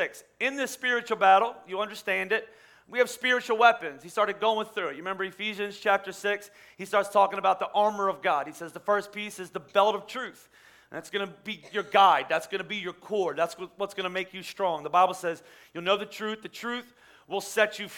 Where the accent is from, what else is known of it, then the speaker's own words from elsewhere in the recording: Pennsylvania, United States; I'm from Pennsylvania